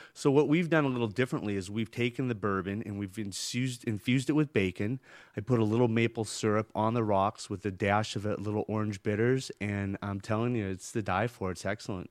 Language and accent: English; San Jose, California, United States; moved away as an adult; also born or lived in Boston / Chicago; now in Avalon, United States; I grew up in San Jose, California